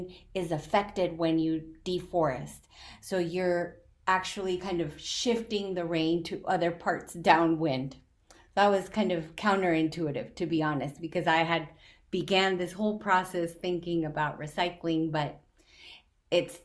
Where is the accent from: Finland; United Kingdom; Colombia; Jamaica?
Colombia; now in United States; I'm from Colombia